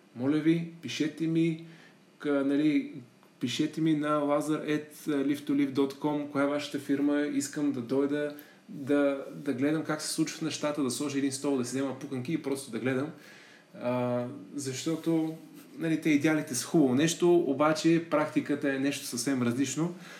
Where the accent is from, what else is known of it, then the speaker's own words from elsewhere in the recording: Plovdiv, Plovdiv Province, Bulgaria; moved away as an adult; also born or lived in Germany; завърших английската гимназия в Плодив